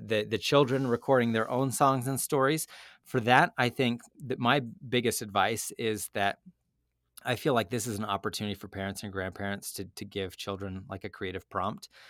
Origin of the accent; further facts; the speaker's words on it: Utah, United States; moved away as an adult; also born or lived in Connecticut; I moved from Connecticut to Utah, and I grew up in Utah, and I left eleven years ago for business school, and I've just now come back